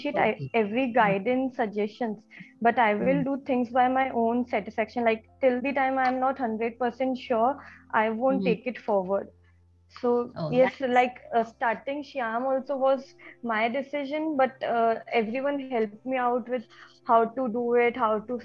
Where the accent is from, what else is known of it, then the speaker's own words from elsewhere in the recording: Jodhpur, Rajasthan, India; I'm born and brought up in Jodhpur, Rajasthan